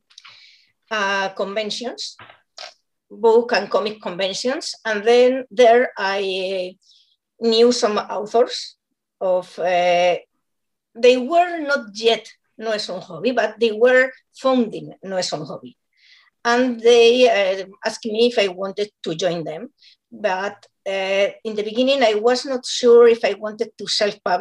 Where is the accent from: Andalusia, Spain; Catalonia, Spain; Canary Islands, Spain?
Catalonia, Spain; Barcelona; English is a second language; I'm from Barcelona